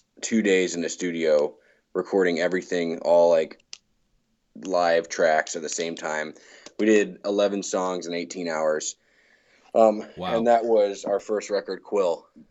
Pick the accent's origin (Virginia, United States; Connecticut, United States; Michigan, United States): Virginia, United States; also born or lived in England; growing up in Virginia, had a love for folk music.